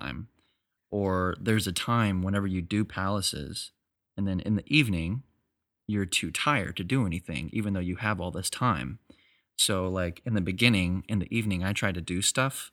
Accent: Texas, United States; I'm from Texas

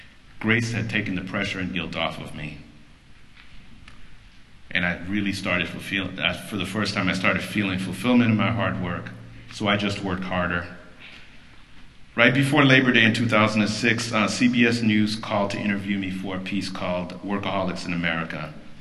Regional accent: Chicago, Illinois, United States; also born or lived in Port-au-Prince, Haiti; I was born in Haiti, Port-au-Prince, and my family immigrated to the U.S. and I settled in Chicago.

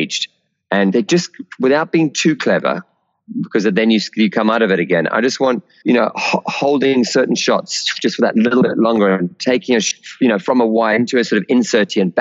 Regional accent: South Africa; born or raised there

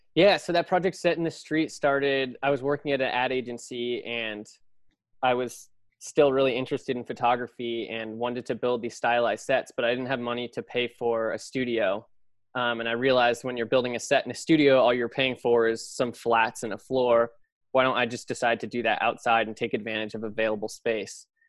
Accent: Los Altos, California, United States; moved away as an adult; now in New York, United States; I grew up in the Bay Area in Los Altos, um, right near Apple

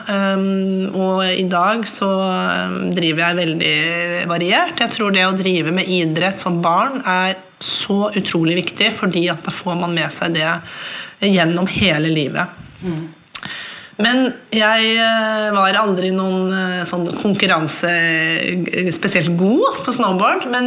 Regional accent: Mo i Rana, Nordland, Norway; med å si at jeg er halvt norsk og halvt svensk. min mamma kommer fra Haslesund ved Smøgen. Så har jeg vokst opp på en bondegård eh, oppe i nord, nord, i Mo i Rana.

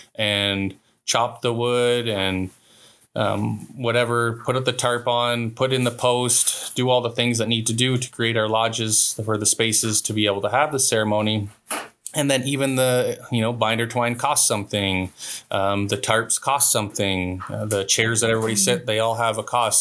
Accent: Walpole Island, Ontario, Canada; I'm from Walpole

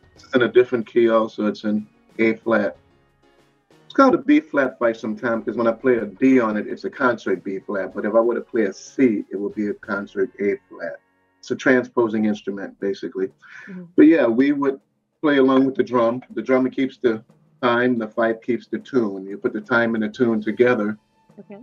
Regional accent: New Orleans, Louisiana, United States; I'm from New Orleans, Louisiana, NOLA

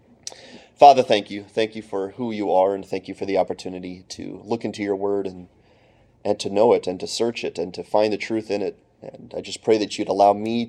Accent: Clarks Summit, Pennsylvania, United States; moved away as an adult; now in Ypsilanti, United States; I grew up in Clark Summit, Pennsylvania

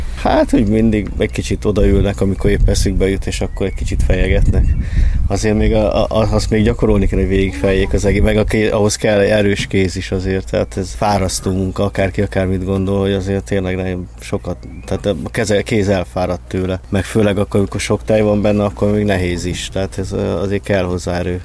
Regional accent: Budapest, Hungary; én Békás vagy Ellen nőttem fel a hetediken lakótelepen.

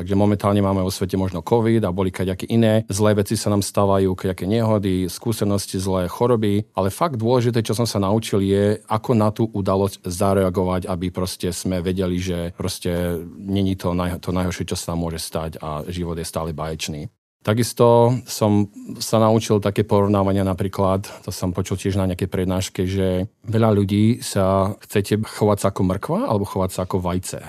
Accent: Martin, Žilina Region, Slovakia; now in United States; pochádzam z Martina

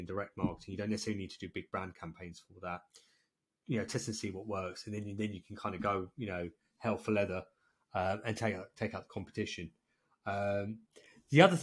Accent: England, United Kingdom; I'm English

